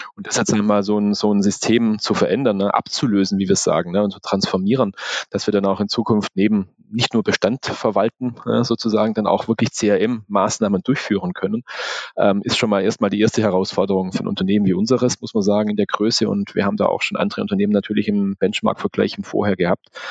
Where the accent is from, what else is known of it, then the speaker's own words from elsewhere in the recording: Swabia, Germany; ich bin Schwabe